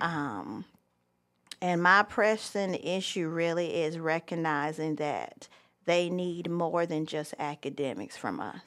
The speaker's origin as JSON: {"language": "English", "town": "Myrtle Beach", "region": "South Carolina", "country": "United States", "tie": "born or raised there", "also_born_or_lived": "Charleston, South Carolina", "moved": "as an adult", "lives_now": "Franklin County, North Carolina, United States", "said": "I was born and raised in Myrtle Beach, South Carolina"}